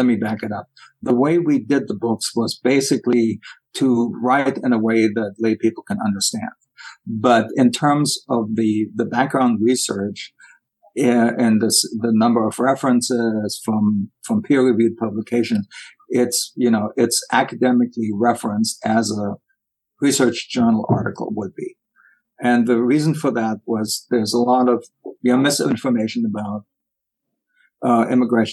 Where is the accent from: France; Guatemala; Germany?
Germany; now in United States; as a former German